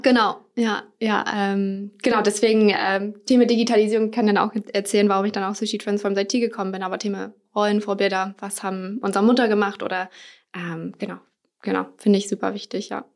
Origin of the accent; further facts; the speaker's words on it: United States; now in Germany; komme ursprünglich aus den USA